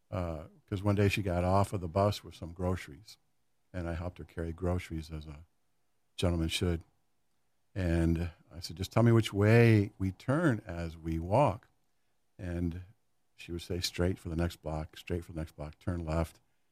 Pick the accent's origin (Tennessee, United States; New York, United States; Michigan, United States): Michigan, United States; Grand Rapids; Grand Rapids.